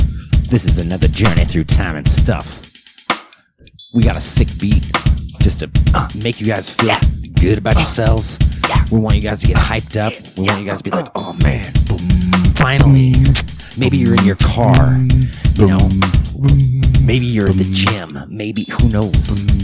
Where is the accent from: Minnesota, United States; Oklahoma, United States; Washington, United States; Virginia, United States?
Washington, United States; Bellingham; born there; now in Portland, United States; Currently residing in Portland, Oregon. I was born in Bellingham, Washington.